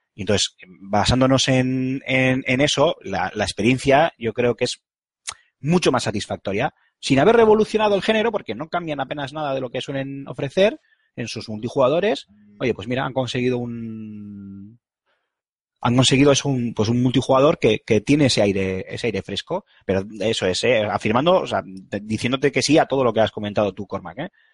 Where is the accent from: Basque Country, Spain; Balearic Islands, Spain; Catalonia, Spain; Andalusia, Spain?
Basque Country, Spain; Bilbao; yo soy muy de Bilbao